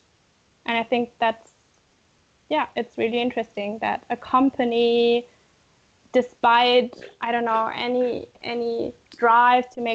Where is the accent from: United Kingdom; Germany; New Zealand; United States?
Germany; I come from Germany